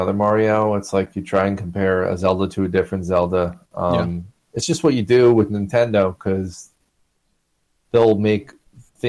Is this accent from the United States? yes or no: yes; United States; I'm an American.